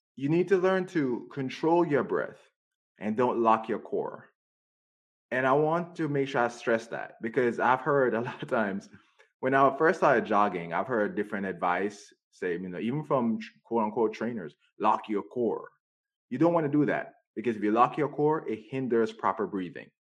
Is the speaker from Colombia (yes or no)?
no; Jamaica; now in United States; I grew up in Jamaica.